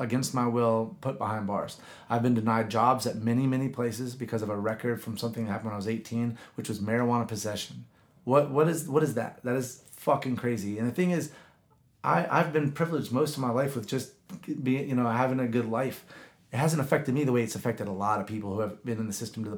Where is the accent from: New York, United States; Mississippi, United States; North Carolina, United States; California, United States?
North Carolina, United States; Gastonia; now in Southwest Florida, United States; growing up in Gastonia